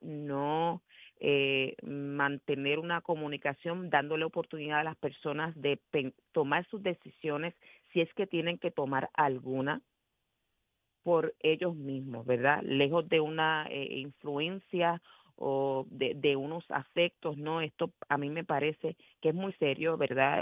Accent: Puerto Rico; no representan lo que nosotros somos en, esencia como puertorriqueños

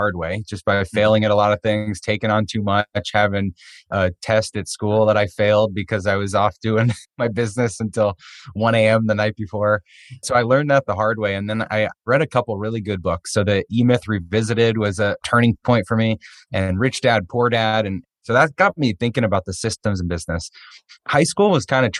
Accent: outside of Boston, Massachusetts, United States; I grew up on the East Coast outside of Boston

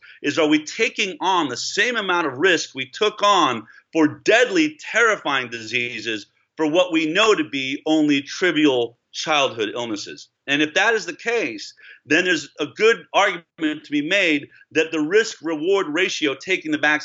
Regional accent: Boulder, Colorado, United States; I grew up in Boulder, Colorado

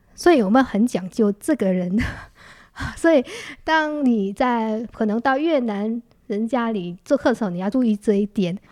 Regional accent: Thái Bình, Vietnam; Chinese is a second language; moved away as an adult; now in Taichung, Taiwan; 我来自太平

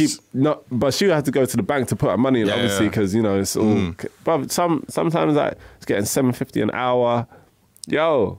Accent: London, United Kingdom; Even though I'm from Woolwich, shout out big time, Southeast.

